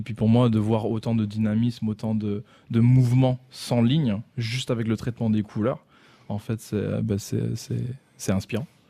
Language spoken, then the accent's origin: French; France; en tant que Français